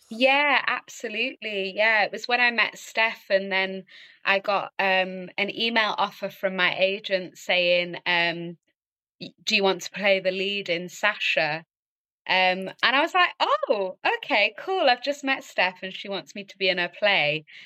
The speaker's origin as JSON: {"language": "English", "town": "Kendal", "region": "North West England", "country": "United Kingdom", "tie": "born or raised there", "also_born_or_lived": "London", "moved": "yes", "lives_now": "Manchester, United Kingdom", "said": "from Kendal, Cumbria in the Lake District, that's where I grew up"}